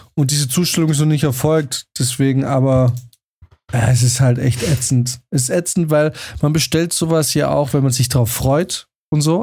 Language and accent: German; Germany; als äh, Deutscher